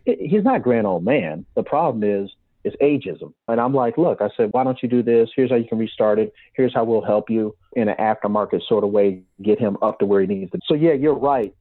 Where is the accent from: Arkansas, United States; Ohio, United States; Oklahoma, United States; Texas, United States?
Ohio, United States; Cleveland; I'm from Cleveland